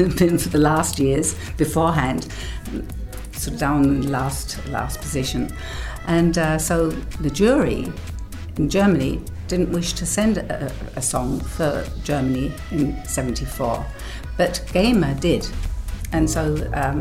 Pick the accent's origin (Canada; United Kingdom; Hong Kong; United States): United Kingdom; England; moved away; One is English, obviously, because I grew up in England.